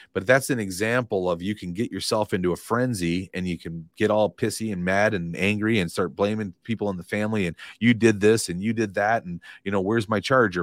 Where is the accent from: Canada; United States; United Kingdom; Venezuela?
United States; Madison, Wisconsin; moved away as an adult; now in Fort Myers, United States; I grew up in Madison, Wisconsin, lived forty-two years there, never imagined living anywhere else in my life.